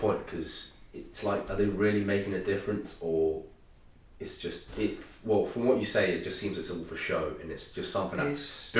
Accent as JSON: {"language": "English", "region": "Madeira", "country": "Portugal", "moved": "yes", "lives_now": "Jersey"}